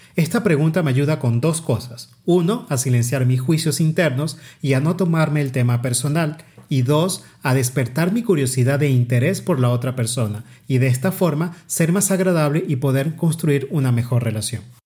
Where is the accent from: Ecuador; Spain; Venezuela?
Venezuela; now in Mexico; la montaña más alta de mi país de origen Venezuela